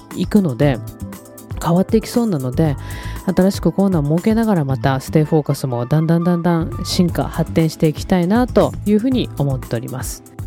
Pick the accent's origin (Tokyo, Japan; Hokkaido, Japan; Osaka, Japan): Tokyo, Japan; moved away as an adult; also born or lived in Okinawa / Fukuoka; now in Kumamoto, Japan; 東京出身ですけど東京出てその後沖縄に行って大学生ででそれから福岡に移って10年住んでで